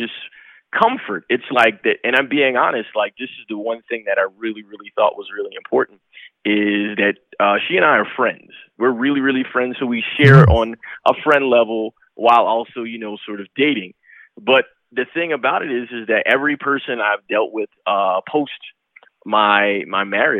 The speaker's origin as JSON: {"language": "English", "region": "New York", "country": "United States", "said": "I'm from New York"}